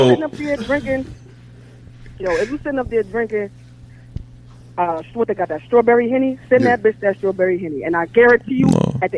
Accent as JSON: {"language": "English", "region": "New Jersey", "country": "United States", "moved": "yes", "lives_now": "Baltimore, United States", "said": "I'm in Baltimore, but I'm from New so I, Jersey"}